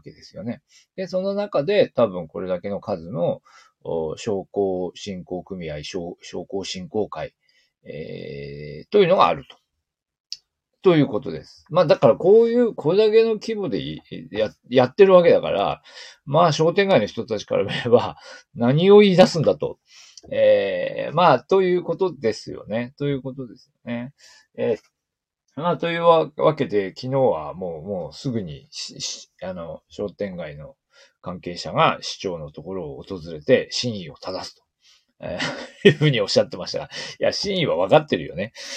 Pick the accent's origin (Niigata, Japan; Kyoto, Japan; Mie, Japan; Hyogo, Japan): Niigata, Japan; 私たち新潟県民